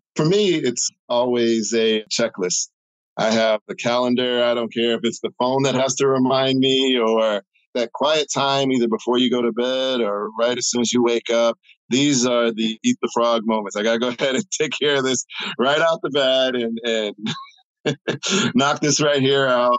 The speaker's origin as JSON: {"language": "English", "town": "St. Louis", "region": "Missouri", "country": "United States", "said": "I am from the Midwest, St. Louis, Missouri"}